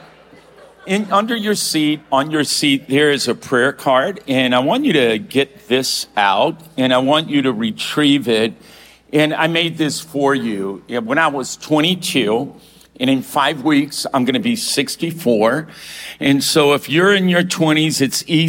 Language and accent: English; Louisiana, United States; moved away; also born or lived in Ventura, California; I was raised in Louisiana where they beat their children.